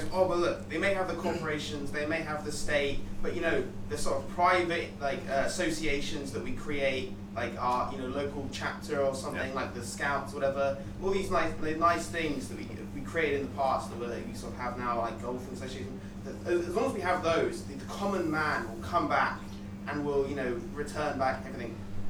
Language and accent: English; Brighton, South East England, United Kingdom; I'm from Brighton